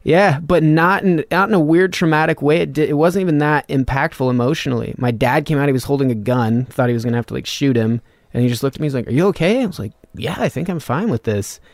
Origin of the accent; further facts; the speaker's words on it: Reno, Nevada, United States; Reno, well, like fifteen miles north of Reno, Nevada.